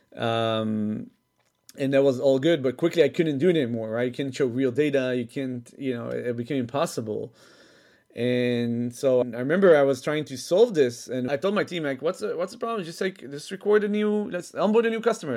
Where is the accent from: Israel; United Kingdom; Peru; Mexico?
Israel; moved away as an adult; also born or lived in Netherlands; I was originally from Israel. I was born there. Um, then when I was six, I moved with my mom to Holland for four years.